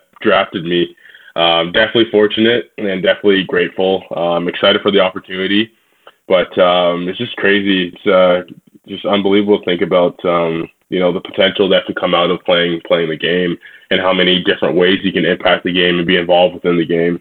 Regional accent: Toronto, Ontario, Canada; Growing up in the Toronto area, I played for a team called the Skills Black Aces

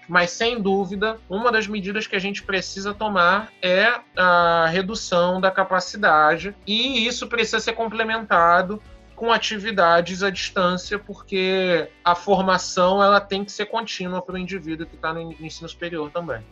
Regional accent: Brazil; Eu sou brasileiro

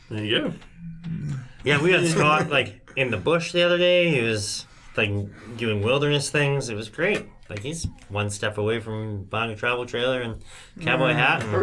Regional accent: Canada; I'm a I'm a Canadian. I don't have a passport.

